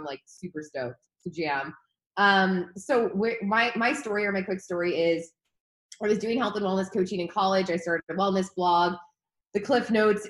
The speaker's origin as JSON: {"language": "English", "town": "Chicago", "region": "Illinois", "country": "United States", "also_born_or_lived": "Los Angeles", "moved": "as an adult", "lives_now": "San Diego, United States", "said": "I'm from Chicago"}